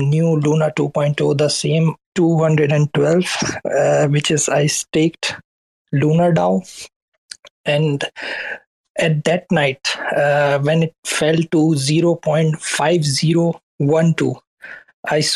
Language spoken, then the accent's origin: English; Karachi, Sindh, Pakistan; now in Berlin, Germany; I'm actually backgrounded from Pakistan, Karachi, and now I'm in Berlin